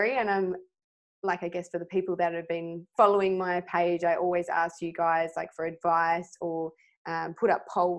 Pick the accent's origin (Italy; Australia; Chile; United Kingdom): Australia; Swan Valley, Western Australia; I was brought up in the Swan Valley